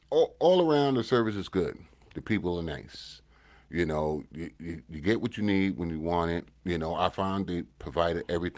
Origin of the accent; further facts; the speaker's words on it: United States; also born or lived in Ottawa, Canada; now in Canada; because I'm from the States, and, you know, we do ribs, and we do them right